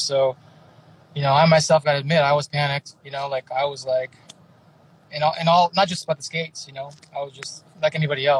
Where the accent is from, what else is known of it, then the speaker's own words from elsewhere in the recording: Milpitas, California, United States; also born or lived in San Jose / San Francisco / Japan / Hawaii; I was born in San Jose. I grew up in a little town called Milpitas. It's in between San Jose and San Francisco. So more towards San Jose. But I lived in San Francisco for a long time, too.